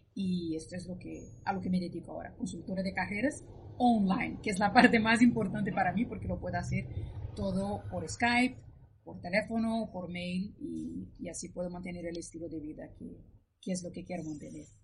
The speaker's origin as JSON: {"language": "Spanish", "country": "Brazil", "also_born_or_lived": "Spain", "moved": "as an adult", "said": "yo soy de Brasil, estudié allí, trabajé un par de años y luego me mudé a España y he vivido durante 15 años en España"}